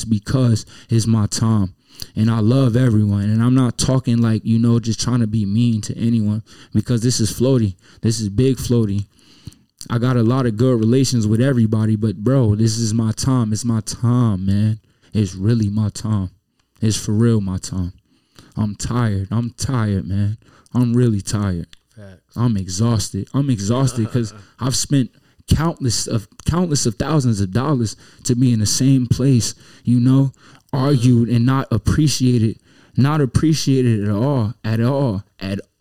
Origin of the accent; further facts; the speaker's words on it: Newark, New Jersey, United States; moved away; I'm from Newark, New Jersey.